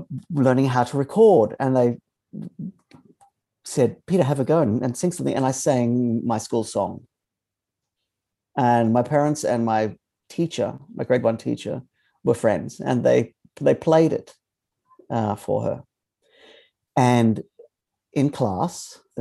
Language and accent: English; Innisfail, Queensland, Australia; I grew up in Northern Queensland in a very small town called Innisfail